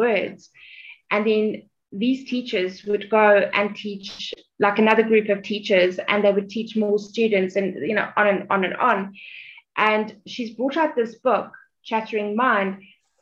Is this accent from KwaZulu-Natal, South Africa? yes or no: no; Johannesburg, Gauteng, South Africa; I'm from South Africa, Johannesburg